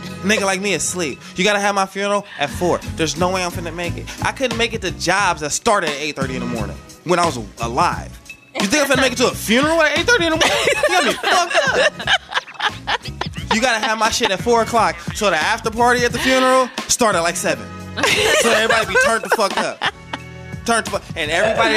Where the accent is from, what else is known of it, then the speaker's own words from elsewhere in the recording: the Bay Area, California, United States; I'm from the Bay